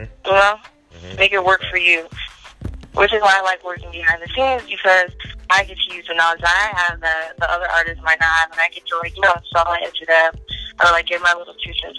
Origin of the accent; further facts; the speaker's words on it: New Jersey, United States; Got to support my people, my hometown